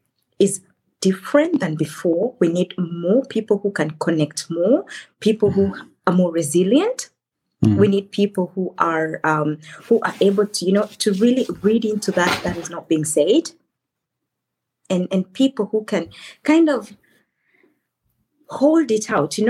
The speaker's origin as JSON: {"language": "English", "country": "Kenya", "moved": "as an adult", "lives_now": "Germany", "said": "I come originally from Kenya, and I've lived in Germany for over a decade."}